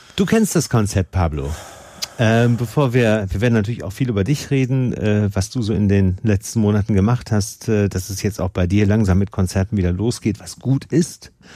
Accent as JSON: {"language": "German", "country": "Germany", "said": "bei uns in Deutschland"}